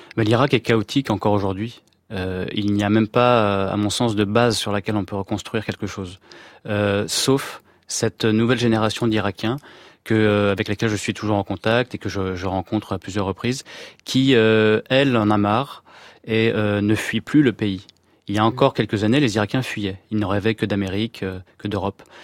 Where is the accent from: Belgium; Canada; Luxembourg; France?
France; je suis né en France